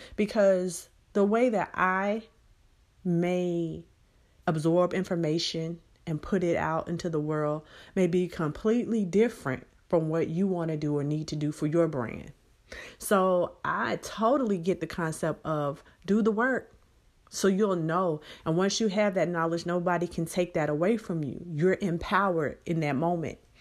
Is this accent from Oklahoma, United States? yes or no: no; Birmingham, Alabama, United States; now in San Antonio, United States; my hometown of Birmingham, Alabama